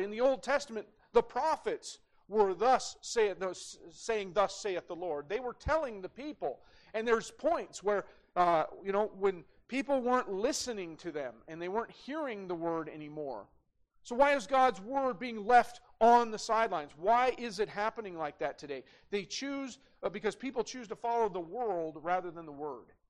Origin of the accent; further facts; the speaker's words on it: Great Falls, Montana, United States; as a young kid, man, uh, growing up in Great Falls, we had guns in the gun rack in the parking lot at CMR